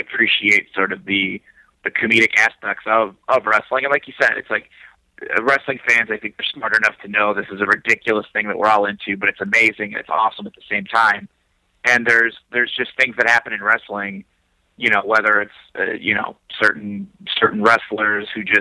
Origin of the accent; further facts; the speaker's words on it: Schererville, Indiana, United States; moved away as an adult; also born or lived in Los Angeles; now in Chicago, United States; I grew up in Schererville, Indiana, which is considered Northwest Indiana, which is basically a suburb of Chicago.